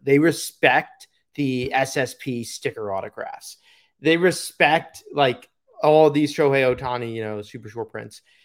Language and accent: English; New York, United States; moved away; my hometown local show